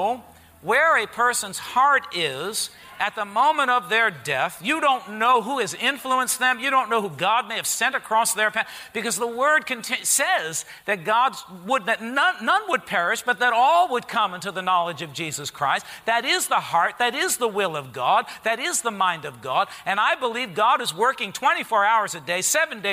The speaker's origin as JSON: {"language": "English", "town": "Harrison", "country": "United States", "tie": "born or raised there", "said": "I grew up in Harrison, at the St. Gregory's Church"}